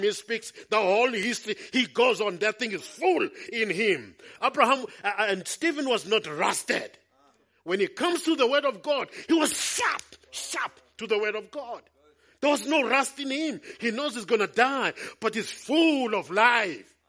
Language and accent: English; Howick, KwaZulu-Natal, South Africa; I'm come from Howick. Our church is in Hilton.